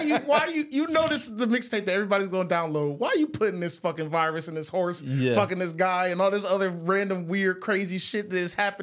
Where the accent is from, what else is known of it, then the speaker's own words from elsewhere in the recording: Michigan, United States; I'm from Michigan